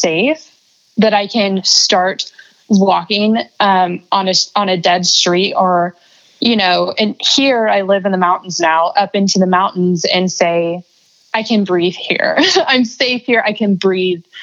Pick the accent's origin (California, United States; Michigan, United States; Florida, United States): Florida, United States; I grew up in Florida, so like lots of ocean themed memories